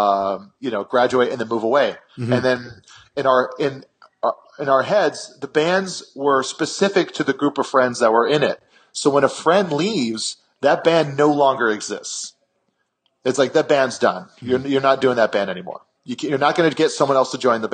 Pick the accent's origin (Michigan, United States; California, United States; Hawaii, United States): Hawaii, United States; Kailua; moved away; my town in Kailua